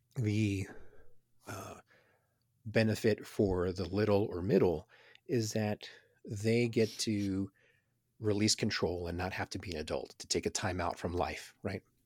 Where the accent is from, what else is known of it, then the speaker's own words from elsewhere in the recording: Houston, Texas, United States; growing up in Houston in the middle of gang violence